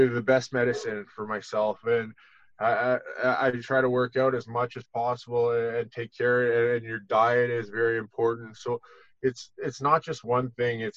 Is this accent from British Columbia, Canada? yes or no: no; Ontario, Canada; moved away as an adult; now in Collingwood, Canada; it's been 9 months since I've left my hometown there and moved up to Collingwood